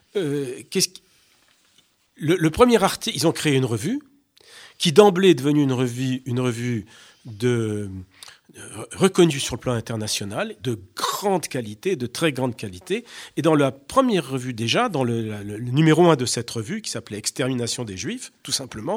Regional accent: France; chez nous en France

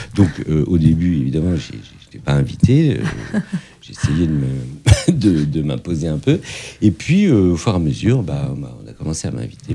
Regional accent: Fontenay-sous-Bois, Île-de-France, France; also born or lived in Morocco; j'ai grandi à Fontenay-sous-Bois

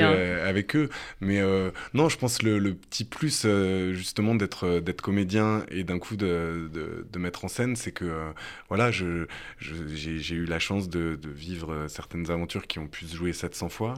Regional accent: France; en tant que Français

